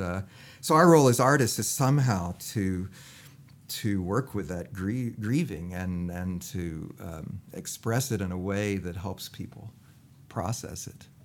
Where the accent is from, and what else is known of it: United States